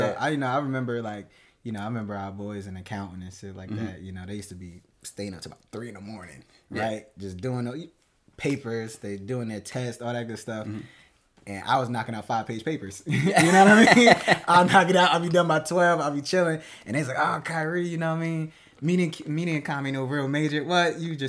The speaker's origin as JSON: {"language": "English", "town": "Plainfield", "region": "New Jersey", "country": "United States", "tie": "born or raised there", "also_born_or_lived": "Newark", "said": "Born and raised in New Jersey, from Newark. You know what I mean? Grew up in Plainfield. Went to school in St. Peter's Prep in Jersey City"}